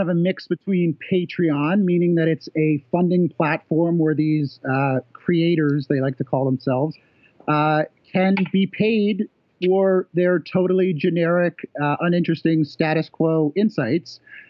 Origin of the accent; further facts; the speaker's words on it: Canada; I should clarify that I'm technically a Canadian tourist visiting a friend in the United States.